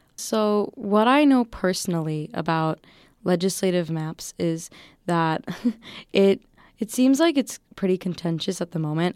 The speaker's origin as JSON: {"language": "English", "area": "Waukesha County", "region": "Wisconsin", "country": "United States", "moved": "yes", "said": "I came from the Waukesha County district, um, District thirteen in Wisconsin."}